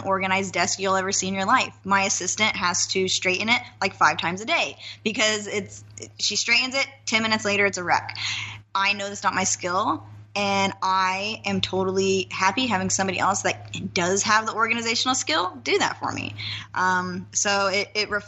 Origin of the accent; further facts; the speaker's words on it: Nampa, Idaho, United States; moved away; I come from a small town. I come from Nampa, Idaho.